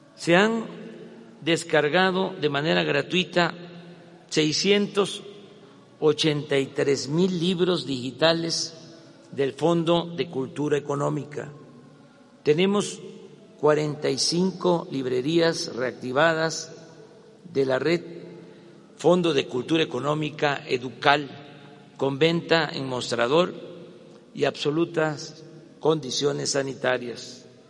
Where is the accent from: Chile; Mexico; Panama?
Mexico; Como muchos mexicanos